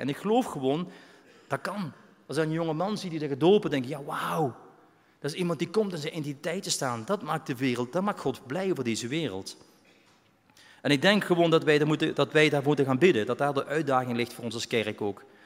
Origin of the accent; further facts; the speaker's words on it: Belgium; now in Netherlands; ik ben een Belg